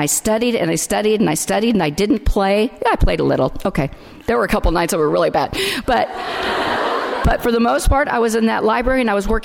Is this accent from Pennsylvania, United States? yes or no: no; Delano, California, United States; I'm from Delano, California